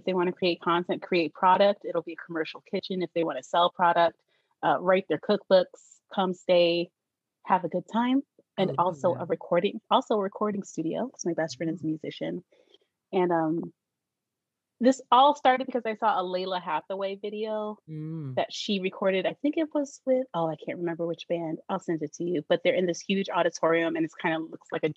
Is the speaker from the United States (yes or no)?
yes; San Diego, California, United States; also born or lived in Philadelphia, Pennsylvania; I'm from San Diego